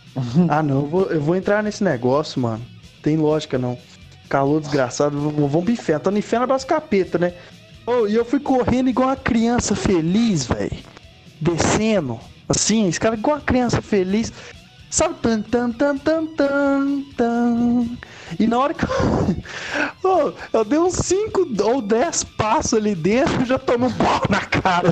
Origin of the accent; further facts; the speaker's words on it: Ouro Branco, Minas Gerais, Brazil; Porque eu sou de Ouro Branco, né, cara? uma cidade pequenaça, né, cara? Não existe show de metal aqui